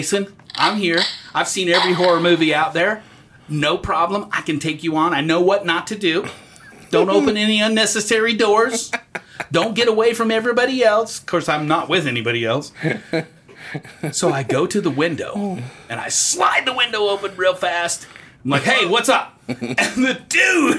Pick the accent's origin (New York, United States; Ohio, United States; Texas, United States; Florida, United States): Texas, United States; I'm from Texas